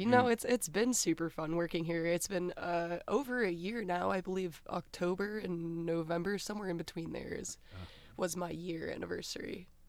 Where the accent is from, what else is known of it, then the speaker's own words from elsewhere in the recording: Athens, Ohio, United States; also born or lived in Texas; I was raised here in Athens, Ohio. I've been here around, 23 years now.